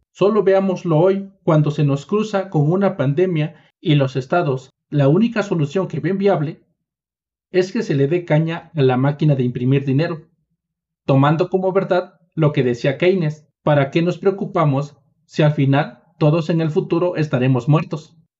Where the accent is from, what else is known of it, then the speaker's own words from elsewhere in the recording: Mexico; como soy mexicano